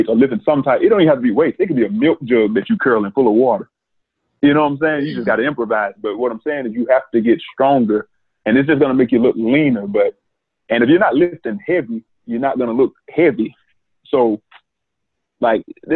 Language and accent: English; Mississippi, United States; we're from Mississippi